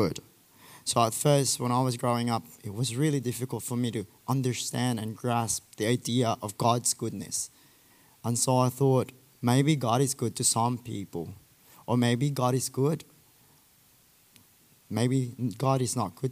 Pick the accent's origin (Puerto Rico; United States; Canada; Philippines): Philippines; I'm from the Philippines